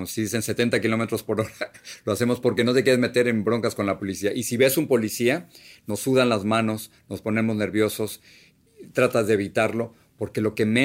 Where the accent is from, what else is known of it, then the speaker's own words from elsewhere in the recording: State of Mexico, Mexico; Yo regresaría a la casa donde, donde crecí en México. Era una casa, Hacienda de Piedras Negras número 10, Bosques de Chegaray, Estado de México, en la República Mexicana